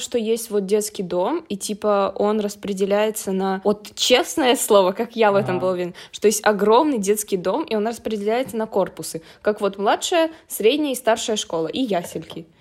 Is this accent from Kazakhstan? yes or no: no; Ukraine; я из Украины